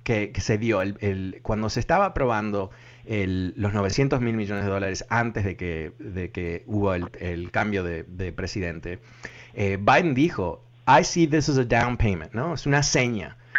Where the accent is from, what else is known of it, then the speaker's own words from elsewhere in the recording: New York, United States; yo me crié en Nueva York